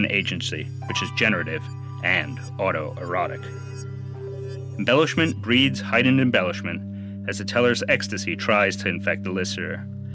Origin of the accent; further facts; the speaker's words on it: New York City, New York, United States; I am a New Yorker